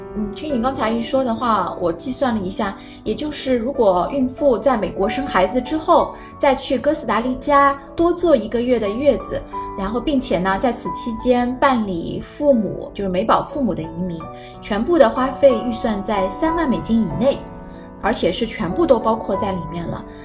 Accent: China; 那我们作为中国人

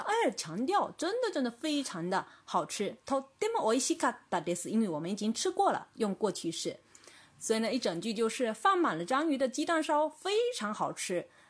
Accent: China; 我们中国人

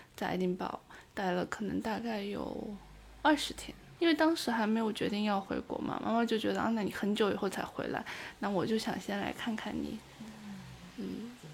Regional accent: Taiyuan, Shanxi, China; moved away as an adult; now in Edinburgh, United Kingdom; 我是山西太原人。北方人，中原

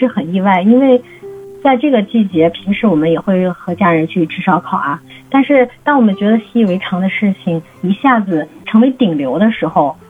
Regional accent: Zibo, Shandong, China; 本身我们淄博人、山东人都是热情好客的

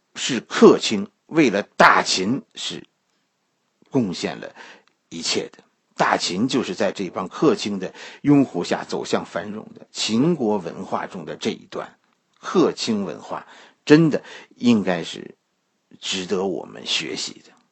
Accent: China; 我们中国人

